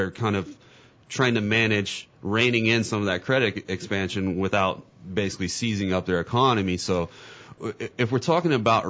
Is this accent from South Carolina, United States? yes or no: yes; Columbia, South Carolina, United States; That's from my hometown there in Columbia right there.